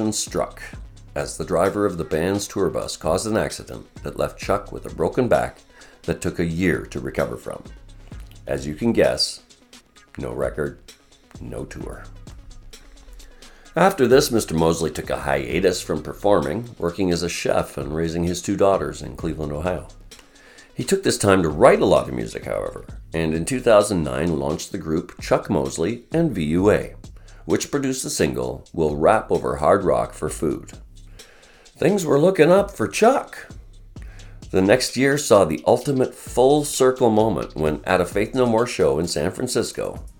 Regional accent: Vancouver, British Columbia, Canada; born or raised there

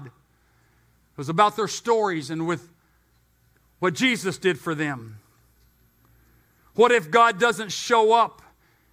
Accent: United States; also born or lived in Temecula Valley, California; since I live in the United States and I am an American and I attend the American church

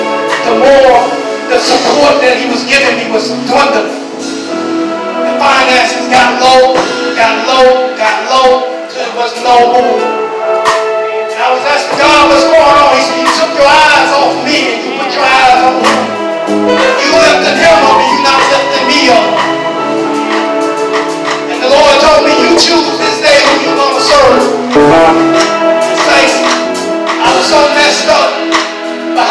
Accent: Talladega, Alabama, United States; moved away; also born or lived in New York City; I was born in Talladega

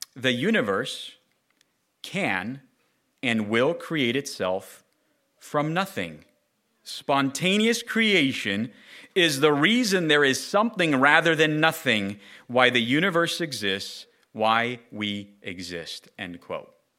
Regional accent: Southern California, United States; Growing up in Southern California, uh, amongst my peers, going to elementary, junior high, high school, college, or work

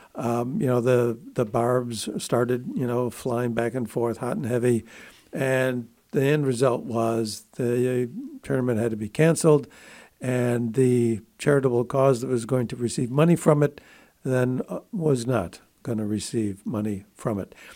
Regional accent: Buffalo, New York, United States; I grew up in Buffalo, New York

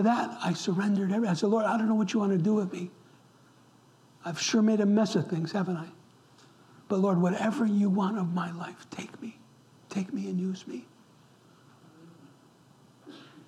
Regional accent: upstate New York, United States; I'm an Italian American. I grew up in upstate New York, an Italian community.

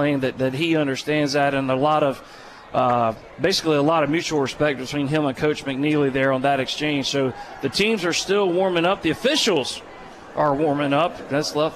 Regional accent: Greenville County, South Carolina, United States; moved away as an adult; now in York County, United States; I grew up in Greenville County.

